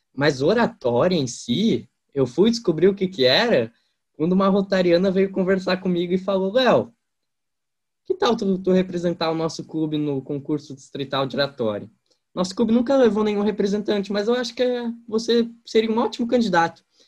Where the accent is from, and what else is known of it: interior of Santa Catarina, Brazil; accent: strongly rolled R; now in Gaspar, Brazil